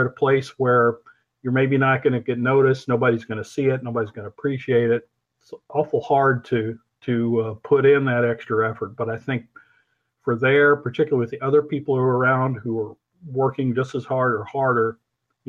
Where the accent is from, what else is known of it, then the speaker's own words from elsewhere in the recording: Missouri, United States; moved away as an adult; also born or lived in Peoria, Illinois / Wichita, Kansas; growing up in Missouri